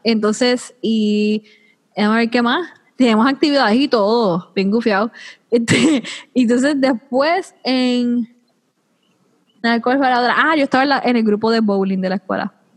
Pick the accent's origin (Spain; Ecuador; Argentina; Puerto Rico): Puerto Rico; yo soy la primera puertorriqueña